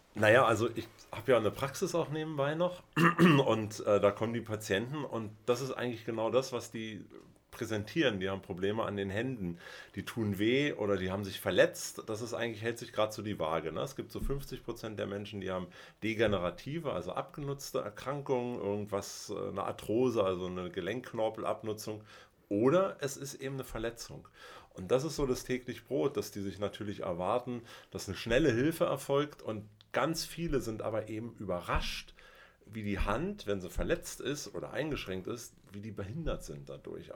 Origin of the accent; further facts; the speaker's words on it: Berlin, Germany; Ich bin in Westberlin geboren